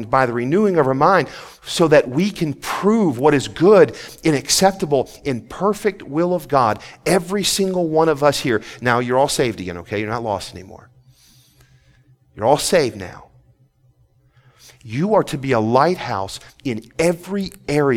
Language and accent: English; Port Huron, Michigan, United States; moved away; I grew up, I was born in Port Huron, Michigan, and lived there a few years.